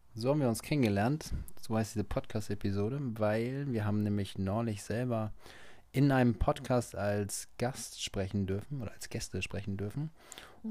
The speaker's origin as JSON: {"language": "German", "region": "Hamburg area", "country": "Germany", "said": "wir kommen ja aus dem Umkreis von Hamburg"}